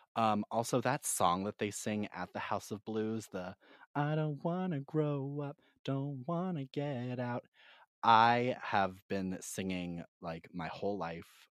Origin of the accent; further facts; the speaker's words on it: Massachusetts, United States; a seven-year-old gay boy growing up in Massachusetts